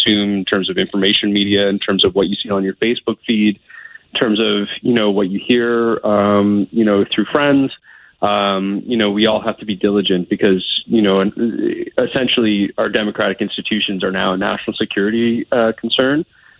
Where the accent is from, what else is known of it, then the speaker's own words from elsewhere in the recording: Canada; So I think it's incumbent upon all of us as Canadian voters and citizens to take very seriously our responsibility to be informed